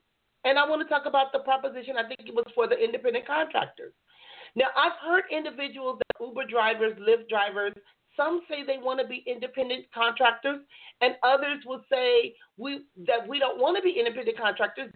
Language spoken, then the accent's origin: English; Compton, California, United States; now in San Diego County, United States; I grew up in Compton